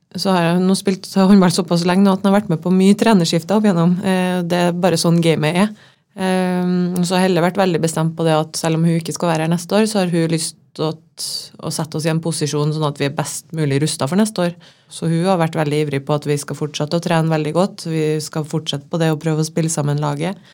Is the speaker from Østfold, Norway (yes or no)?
no; Trondheim, Trøndelag, Norway; also born or lived in Larvik / Levanger / Denmark; now in Molde, Norway; jeg er jo inntil fra Trondheim. Født i 1990